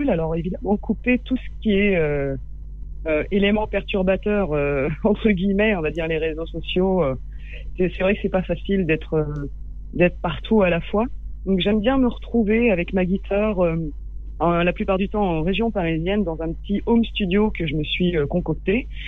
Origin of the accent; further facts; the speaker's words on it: Baghdad, Baghdad Governorate, Iraq; ah, J'ai grandi à Bagdad.